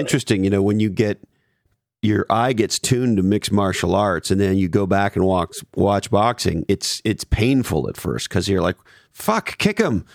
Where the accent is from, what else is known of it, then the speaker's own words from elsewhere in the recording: Montreal, Quebec, Canada; also born or lived in Toronto; now in California, United States; I grew up in Montreal and I lived in Toronto for years